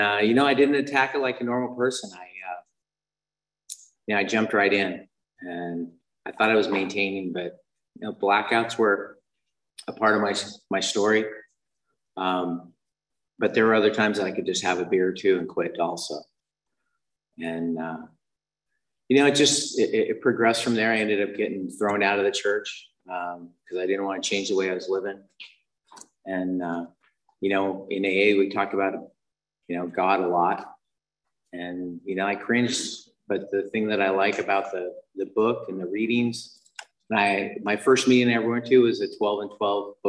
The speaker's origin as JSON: {"language": "English", "region": "Utah", "country": "United States", "tie": "born or raised there", "said": "I was raised in Utah"}